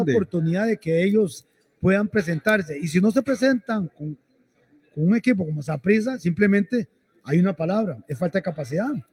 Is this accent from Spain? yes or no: no; Costa Rica; como tico que es uno